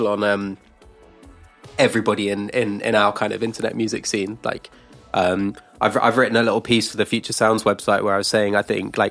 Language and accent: English; United Kingdom; we had it as well, like growing up in the UK